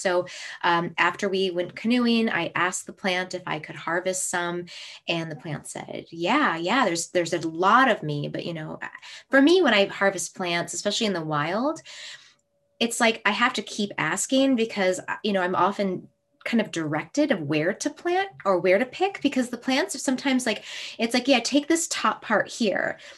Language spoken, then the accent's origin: English; Minnesota, United States; moved away; And this is my hometown. I was born in Minnesota.